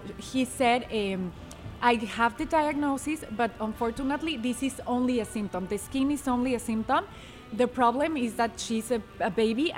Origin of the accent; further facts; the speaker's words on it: Mexico City, Mexico; moved away; I was born and raised in Mexico City.